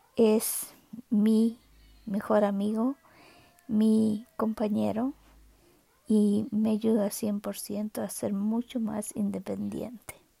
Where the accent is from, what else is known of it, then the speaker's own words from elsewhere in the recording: Chile; now in Canada; nací en Chile, eh, vivo en Canadá hace ya más de, hace 40 años